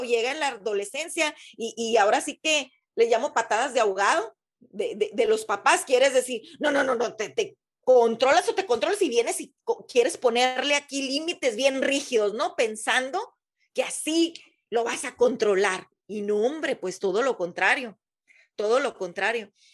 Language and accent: Spanish; Mexicali, Baja California, Mexico; de donde yo soy, Mexicali, Baja California